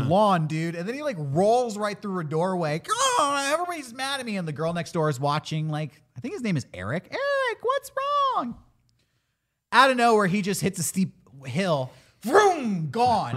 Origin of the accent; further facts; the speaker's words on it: California, United States; as a Californian